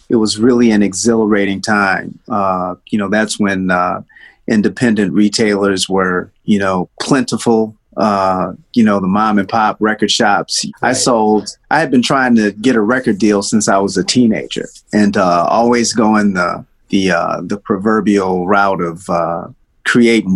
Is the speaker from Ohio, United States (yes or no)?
no; Detroit, Michigan, United States; also born or lived in Nashville, Tennessee; Well, I was born in Nashville, and my family left Nashville when I was probably 4 years old, and then we moved to Detroit.